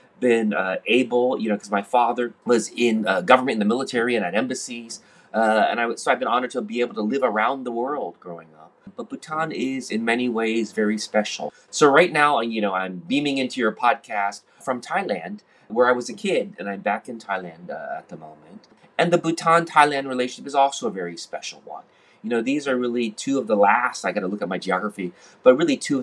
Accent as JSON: {"language": "English", "country": "United States", "also_born_or_lived": "Hong Kong", "moved": "yes", "said": "I'm an American, but I was living at that time in Hong Kong"}